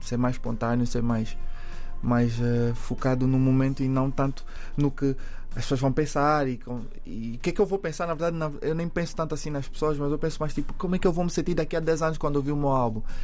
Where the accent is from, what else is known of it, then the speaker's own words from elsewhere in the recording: Angola; ter crescido, nascido e crescido em Angola.